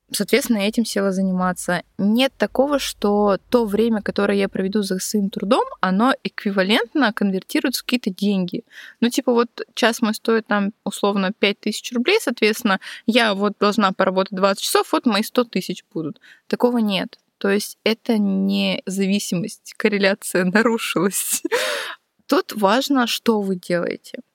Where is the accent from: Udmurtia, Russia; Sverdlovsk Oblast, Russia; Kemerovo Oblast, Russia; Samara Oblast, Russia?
Udmurtia, Russia; also born or lived in Saint Petersburg; лет до пяти, до трё, четырёх мама щас с папой жили, потом вот мы уехали из Питера в Удмуртию